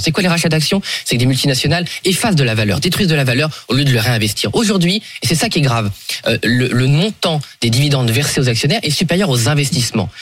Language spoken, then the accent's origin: French; Somme, Hauts-de-France, France; je suis de la Somme, c'est une région agricole depuis euh, le Moyen Âge